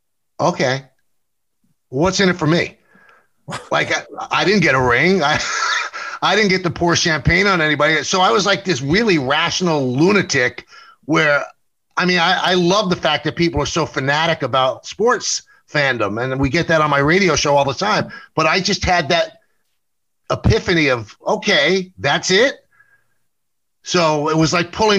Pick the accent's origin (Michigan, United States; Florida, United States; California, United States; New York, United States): New York, United States; New York City; I grew up in the South Bronx